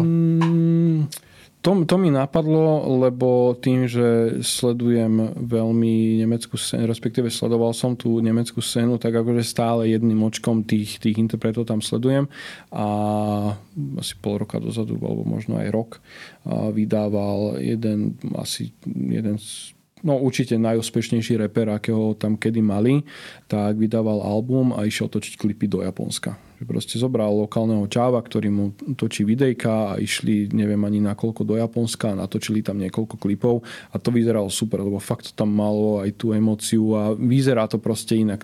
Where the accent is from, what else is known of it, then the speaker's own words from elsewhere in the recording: Prievidza, Trenčín Region, Slovakia; No ja som od malička e, som sa učil nemecky lebo vtedy jediný zahraničný kanál, ktorý bol u nás v Prievidzi dostupný